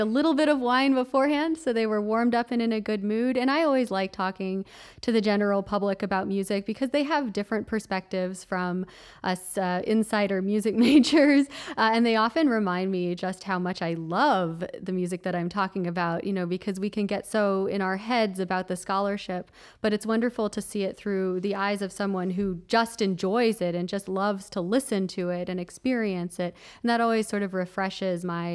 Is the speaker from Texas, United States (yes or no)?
yes; Austin, Texas, United States; moved away as an adult; also born or lived in Wisconsin / Kansas / Illinois / Minnesota; now in Indiana, United States; I am from Austin, Texas